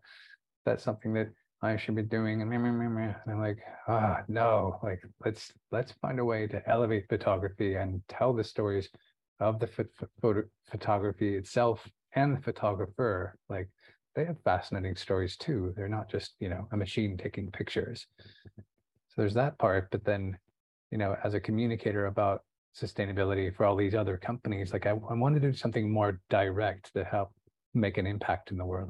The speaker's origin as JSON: {"language": "English", "town": "Santa Barbara", "region": "California", "country": "United States", "tie": "born or raised there", "said": "I was born in Santa Barbara"}